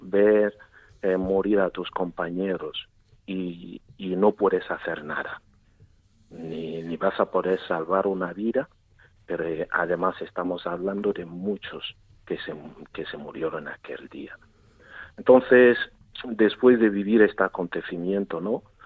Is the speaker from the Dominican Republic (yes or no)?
no; Southwest Nigeria, Nigeria; first language Igbo; Spanish is a second language; moved away as an adult; now in Murcia, Spain; yo soy de Nigeria y como y como ya sabéis que yo muchos años aquí también en España viviendo y trabajando. Y en Nigeria puedo decir que vengo de, yo soy de, de una parte, de una zona de suroeste de Nigeria